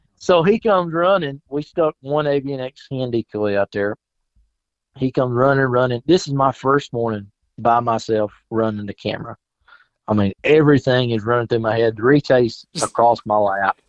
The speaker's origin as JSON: {"language": "English", "region": "South Carolina", "country": "United States", "tie": "born or raised there", "moved": "as an adult"}